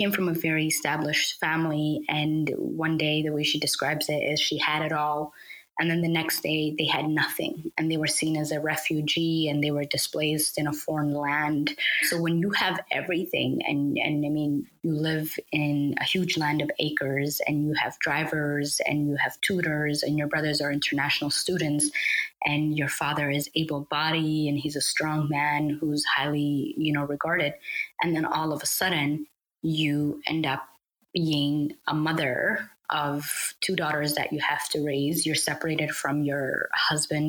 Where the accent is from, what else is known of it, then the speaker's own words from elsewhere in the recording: Edmonton, Alberta, Canada; also born or lived in Somalia; I came to Canada at a very young age. I started elementary from here